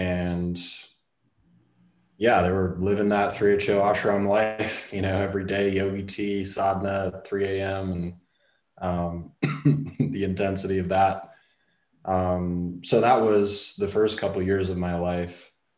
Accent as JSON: {"language": "English", "town": "Brooklyn", "region": "New York", "country": "United States", "tie": "born there", "said": "So I was born 1986 in January. In Brooklyn, New York."}